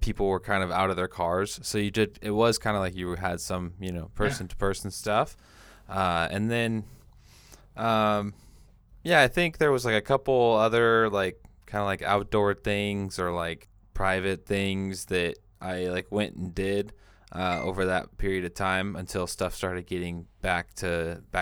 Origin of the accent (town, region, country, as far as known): Washington, United States; now in California, United States